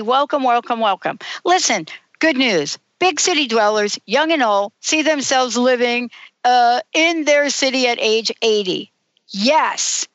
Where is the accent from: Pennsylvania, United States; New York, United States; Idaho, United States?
New York, United States; New York City; I'm from New York City